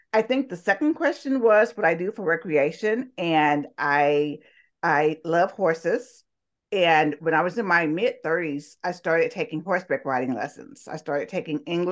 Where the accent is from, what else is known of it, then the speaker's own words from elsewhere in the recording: Talladega, Alabama, United States; accent: Southern; I was born and raised in Talladega, Alabama. I'm sure you can tell by my wonderful Southern accent here.